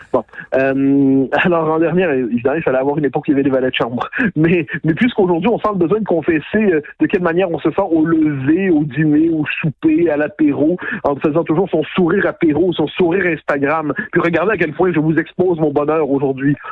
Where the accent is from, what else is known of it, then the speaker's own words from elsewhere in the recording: Quebec, Canada; on est des Québécois